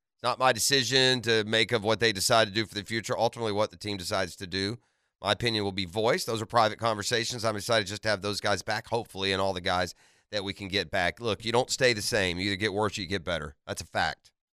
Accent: Atlanta, Georgia, United States; I was born in Atlanta

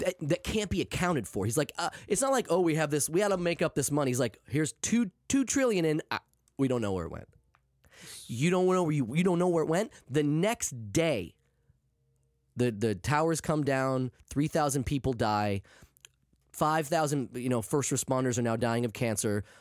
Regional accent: an hour north of Bangor, Maine, United States; I'm from Maine.

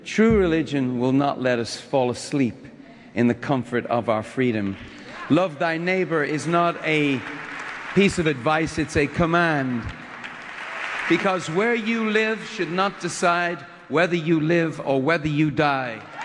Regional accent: Dublin, Leinster, Ireland; a very white, almost pink Irish man growing up in Dublin

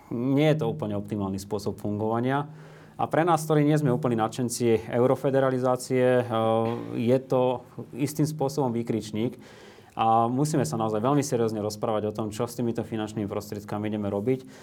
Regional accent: Slovakia; u nás na Slovensku

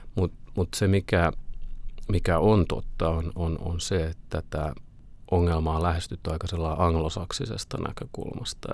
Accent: Finland; moved away as an adult; also born or lived in Oslo, Norway

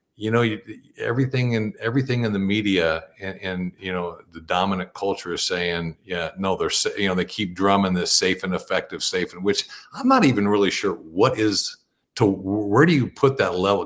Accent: Bakersfield, California, United States; now in Sisters, United States; I grew up in the Central Valley of, of California and Bakersfield

